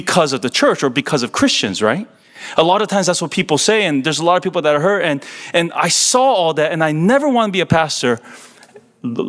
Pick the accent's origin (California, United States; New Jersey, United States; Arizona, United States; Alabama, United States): California, United States; I'm born and raised in California